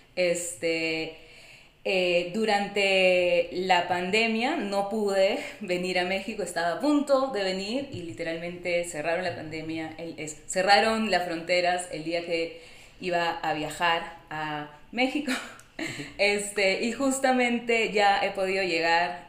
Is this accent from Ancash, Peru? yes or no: no; Lima, Peru; moved away as an adult; also born or lived in New York, United States; now in San Diego, United States; soy de Perú, soy de Lima